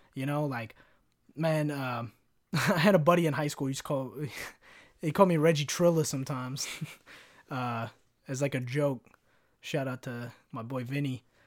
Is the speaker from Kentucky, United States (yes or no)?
yes; Kentucky, United States; growing up in Kentucky, wanting to be a rapper